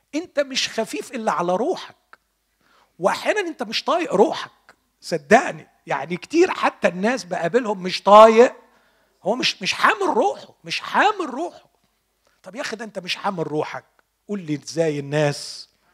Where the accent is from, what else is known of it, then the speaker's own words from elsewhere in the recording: Egypt; عندنا في مصر